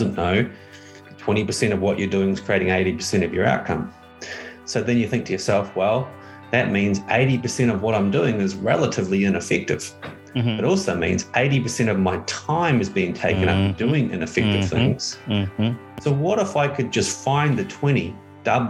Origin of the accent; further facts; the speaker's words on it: New Zealand; I'm from New Zealand.